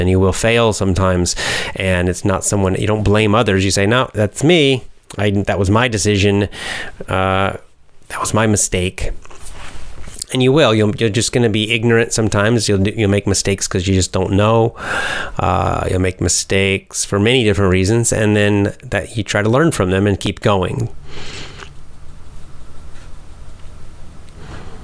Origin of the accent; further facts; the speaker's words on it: Georgia, United States; my home state of Georgia